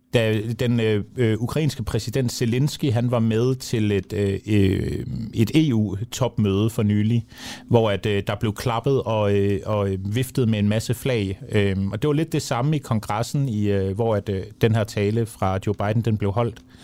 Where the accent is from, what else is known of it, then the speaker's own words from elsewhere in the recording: Denmark; vi som danskere